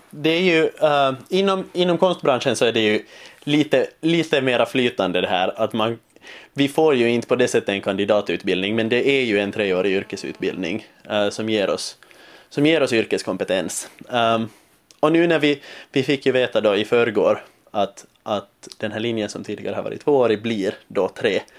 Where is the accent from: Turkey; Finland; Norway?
Finland; accent: Finland Swedish; lockande att få jobba på finlandssvenska och inte hela tiden behöva kämpa med att, med att liksom omvandla min dialekt till någon form av, av scensvenska, som det heter här.